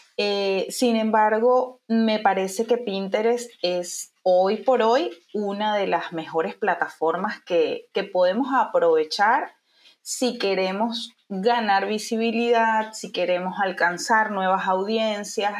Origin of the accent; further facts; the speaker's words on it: Venezuela; moved away as an adult; now in Uruguay; soy venezolana